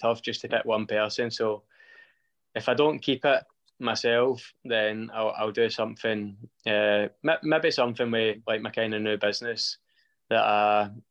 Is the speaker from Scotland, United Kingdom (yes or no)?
yes; East Kilbride, Scotland, United Kingdom; we've got the job as the strength and conditioning coaches at East Kilbride, so that's my hometown club